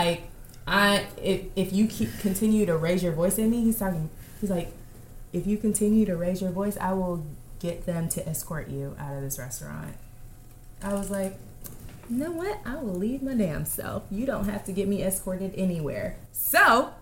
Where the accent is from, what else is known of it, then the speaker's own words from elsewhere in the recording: Houston, Texas, United States; now in Los Angeles, United States; I'm from Houston.